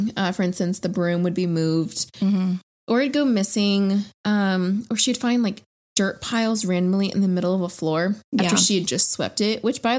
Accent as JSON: {"language": "English", "region": "South Florida", "country": "United States", "tie": "born or raised there", "said": "I grew up in South Florida and there's this town called Wellington"}